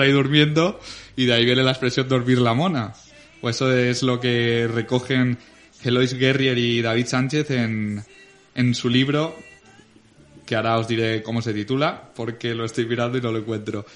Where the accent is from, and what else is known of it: Venta del Moro, Valencian Community, Spain